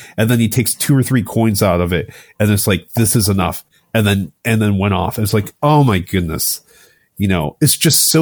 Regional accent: United States; as an American

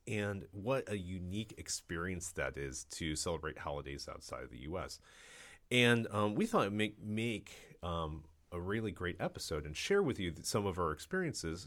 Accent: Cleveland, Ohio, United States; moved away; I'm from Cleveland, Ohio originally, and there's a large, um, population of, uh, Polish there. So I grew up, actually, it's funny 'cause I grew up, um, as a kid eating kielbasa

